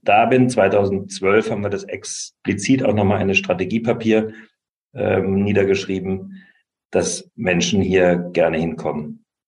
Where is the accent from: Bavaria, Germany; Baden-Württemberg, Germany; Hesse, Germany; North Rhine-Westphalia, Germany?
Baden-Württemberg, Germany; Lahr; moved away; aber ich werde nicht wieder zurück in meine Heimatstadt ziehen, die Kleinstadt